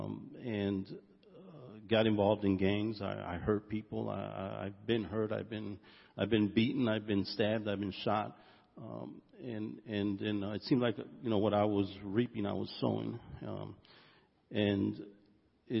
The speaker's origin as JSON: {"language": "English", "town": "Chicago", "region": "Illinois", "country": "United States", "tie": "born or raised there", "also_born_or_lived": "Texas", "said": "I'm originally from Texas, but raised in Chicago since the age of three"}